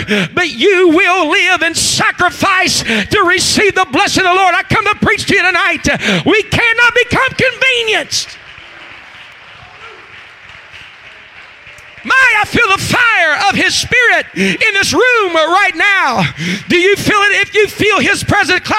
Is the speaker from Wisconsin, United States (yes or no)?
no; West Virginia, United States; I guess I'm from West Virginia.